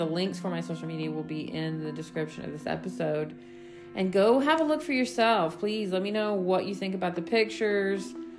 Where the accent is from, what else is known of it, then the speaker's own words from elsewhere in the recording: East Coast, United States; me growing up in the East Coast, the winter there versus Colorado are very two different things.